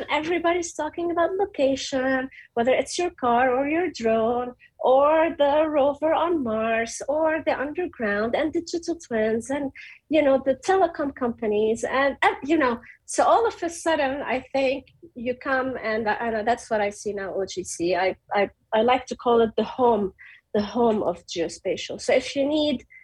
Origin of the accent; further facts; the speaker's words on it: Beirut, Beirut Governorate, Lebanon; moved away as an adult; I came from Beirut.